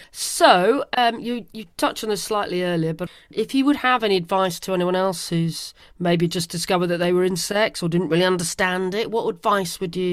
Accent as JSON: {"language": "English", "town": "Godalming", "region": "South East England", "country": "United Kingdom", "tie": "born or raised there", "moved": "yes", "said": "my hometown from a long, long time ago of Godalming."}